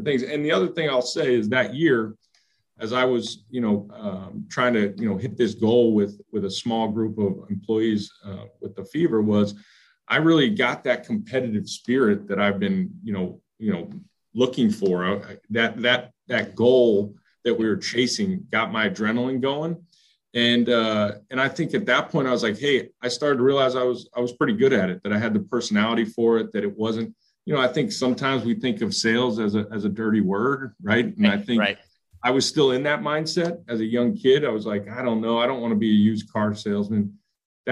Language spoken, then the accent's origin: English; Philadelphia, Pennsylvania, United States; moved away; also born or lived in Indiana; I grew up in Philadelphia